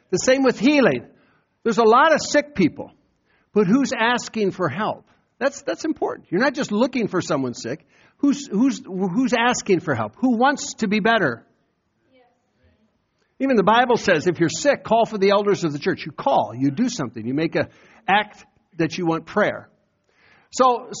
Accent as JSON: {"language": "English", "region": "Iowa", "country": "United States", "tie": "born or raised there", "moved": "yes", "said": "go back to Iowa and testify to my hometown how I got saved"}